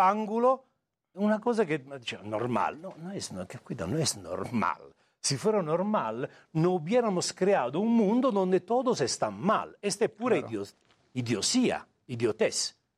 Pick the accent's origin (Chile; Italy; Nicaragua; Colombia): Italy; Spanish is a second language; moved away as an adult; also born or lived in India; now in Mexico; Soy italiano de nacimiento